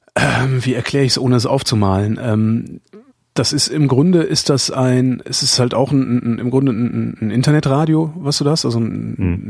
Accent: North Rhine-Westphalia, Germany; bei uns in Nord-, in Nordrhein-Westfalen

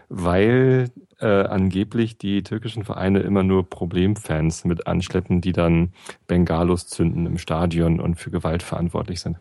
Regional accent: Germany; ich bin ja auch Deutscher

